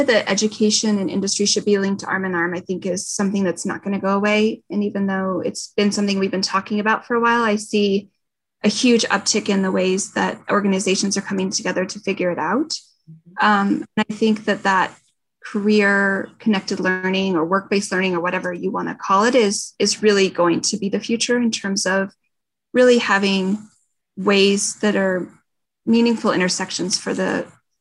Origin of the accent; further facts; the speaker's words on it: Durango, Colorado, United States; moved away as an adult; now in Denver, United States; I grew up near Durango, but I actually grew up on a ranch about 16 miles outside of Durango.